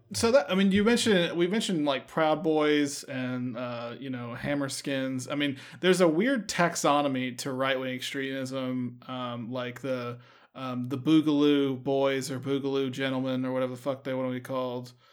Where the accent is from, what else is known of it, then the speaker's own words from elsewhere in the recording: Texas, United States; we're from Texas